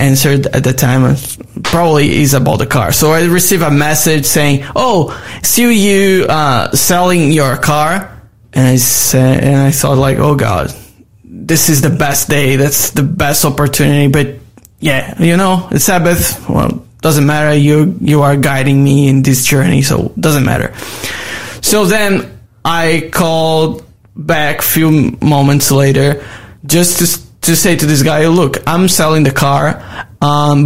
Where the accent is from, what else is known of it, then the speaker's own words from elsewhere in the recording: Manaus, Amazonas, Brazil; English is a second language; moved away as an adult; now in Australia; I'm from Amazon. Yeah, I born like surround, like my city was surrounded by the jungle